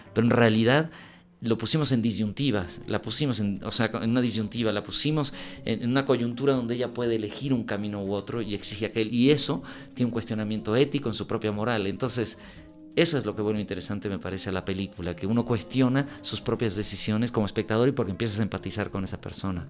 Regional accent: Mexico; also born or lived in Uruguay; tanto Laura como yo nacimos en Uruguay. Yo llegué a los nueve años a México, me crié en México, me formé como cineasta aquí

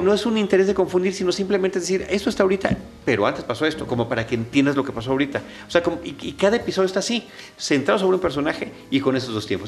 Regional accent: Mexico; uno como mexicano, mexica

